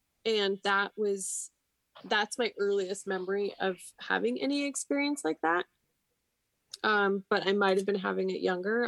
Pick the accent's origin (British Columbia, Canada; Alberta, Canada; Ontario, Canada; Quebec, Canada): Alberta, Canada; Edmonton; moved away; Oh, I'm from Edmonton.